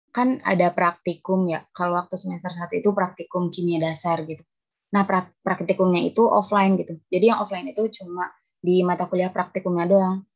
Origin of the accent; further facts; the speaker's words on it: Kuningan, West Java, Indonesia; now in Bekasi, Indonesia; Oh, saya asli Kuningan, Jawa Barat.